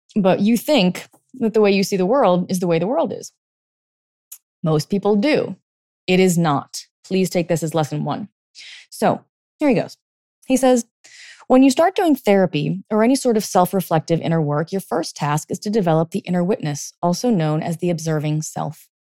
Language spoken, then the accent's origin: English; California, United States; now in East Coast, United States; I grew up in, like, California in the eighties